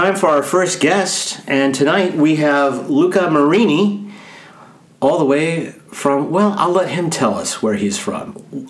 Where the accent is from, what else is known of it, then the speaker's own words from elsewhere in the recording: Great Plains, United States; Now, I'm from the Midwest. That's not true. I just lied. I'm actually from the Great Plains.